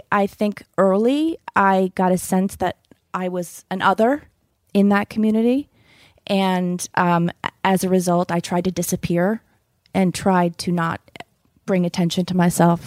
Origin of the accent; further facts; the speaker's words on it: East Greenwich, Rhode Island, United States; I grew up in East Greenwich, Rhode Island